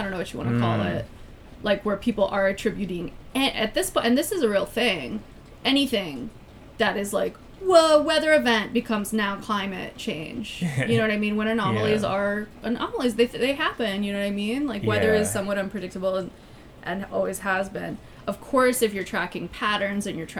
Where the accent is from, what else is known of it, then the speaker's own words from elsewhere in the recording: Minnesota, United States; I grew up in Minnesota where, like, extreme weather is constant.